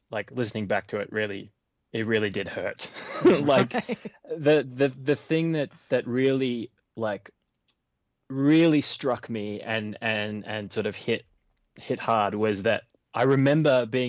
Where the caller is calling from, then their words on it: Australia; G'day, Matt. … from Australia.